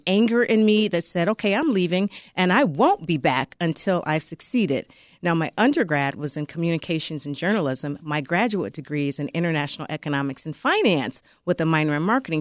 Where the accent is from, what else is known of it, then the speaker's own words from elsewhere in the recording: Chicago, Illinois, United States; I was born and raised in Chicago